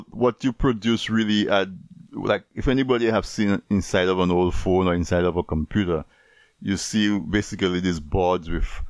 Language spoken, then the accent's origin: English; Dominica; as a young person growing up in Dominica, right, or in any one of the other Caribbean islands, where we're mostly rural.